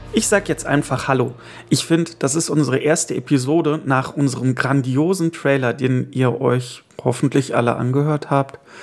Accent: Erkelenz, North Rhine-Westphalia, Germany; wo ich herkomme, aus dem wunderschönen Marienviertel im Erkelenz

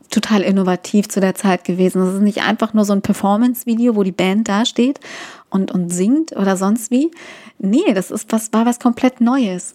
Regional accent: East Germany, Germany; Ich komm aus dem Osten

